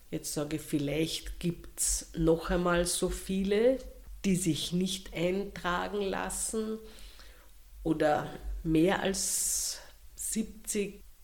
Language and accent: German; Austria; Wir sind ja Österreicher oder sagen wir so, wir vielleicht der eine oder andere ist israelischer Staatsbürger.